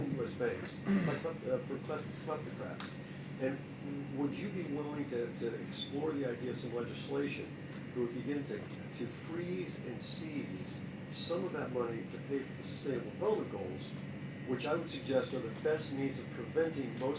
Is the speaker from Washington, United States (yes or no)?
yes; Tri-Cities, Washington, United States; I was born in the Tri-Cities